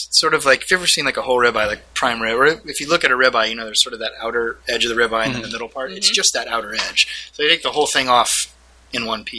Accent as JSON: {"language": "English", "region": "Texas", "country": "United States", "said": "I'm from Texas, but my food is not."}